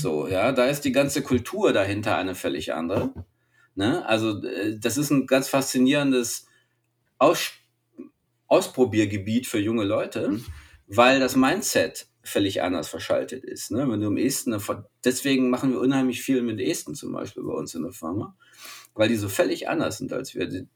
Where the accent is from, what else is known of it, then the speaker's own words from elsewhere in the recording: Germany; als Deutsche